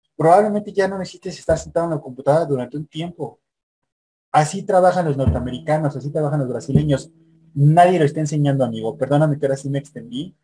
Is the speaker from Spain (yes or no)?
no; Mexico; yo soy mexicano